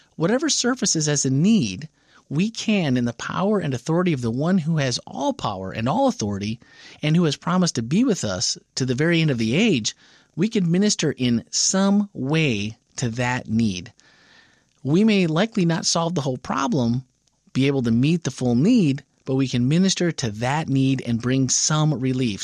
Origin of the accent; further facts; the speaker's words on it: Wisconsin, United States; now in Florida, United States; Growing up in Wisconsin